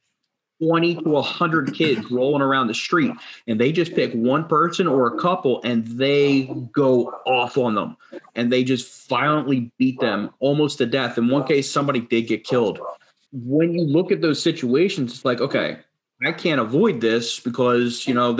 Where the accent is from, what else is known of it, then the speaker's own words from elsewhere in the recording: New Jersey, United States; I grew up in South Jersey